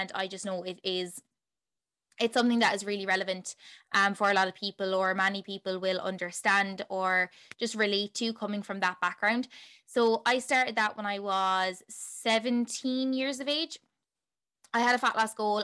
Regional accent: Tipperary, Munster, Ireland; also born or lived in Limerick, Ireland; I am from Tipperary in Ireland

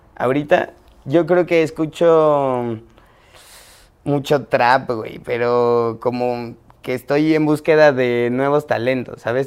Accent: Mexico City, Mexico; soy chilango

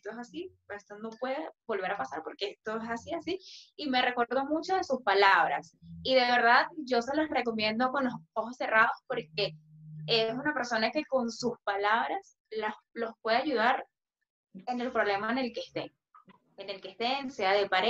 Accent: Venezuela; porque yo soy, yo soy más venezolana que nadie.

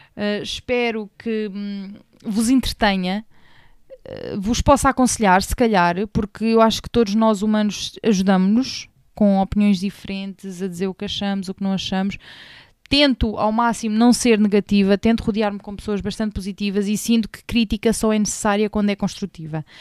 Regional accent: Portugal; portuguesa portuguesa, papá angolano, mãe retornada.

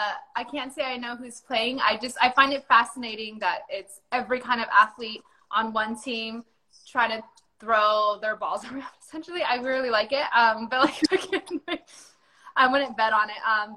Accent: Palmdale, California, United States; growing up in Palmdale, every weekend there was local shows.

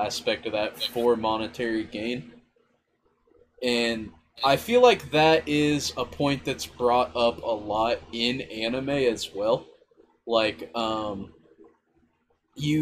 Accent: United States; as an American

